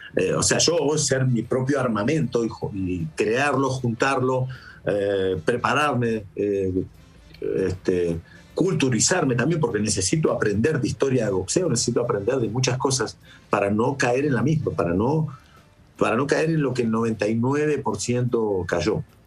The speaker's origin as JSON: {"language": "Spanish", "country": "Argentina", "moved": "yes", "lives_now": "Spain", "said": "soy argentino"}